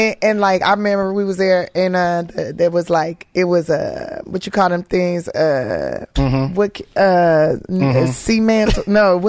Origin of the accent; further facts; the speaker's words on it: Los Angeles, California, United States; I'm from Los Angeles, California. Uh-huh. South Central Los Angeles, to be exact, and I was bused.